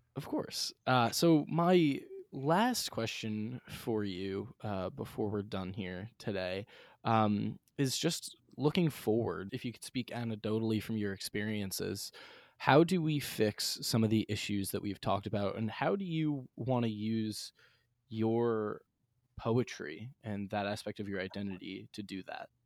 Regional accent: Bellport, New York, United States; I grew up in Bellport, New York, uh, South Shore of Long Island

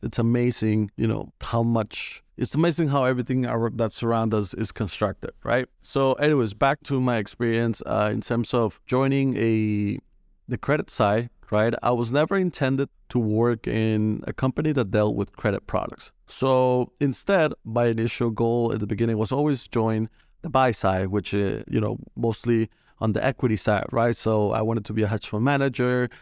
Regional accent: Colombia; moved away as an adult; now in United States; I'm originally from Colombia, uh, moved to the States in two thousand fifteen

